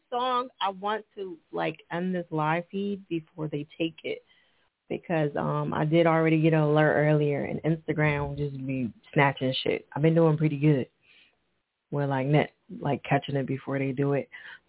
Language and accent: English; Philadelphia, Pennsylvania, United States; What city are you from? We are from Philly.